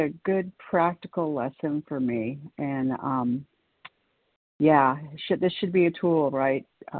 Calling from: California, United States; … in California.

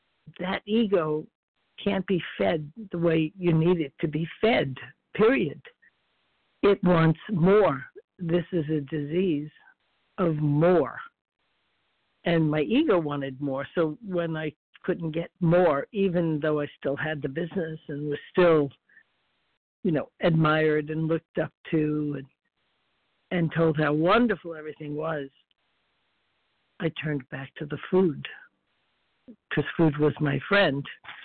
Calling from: Florida, United States

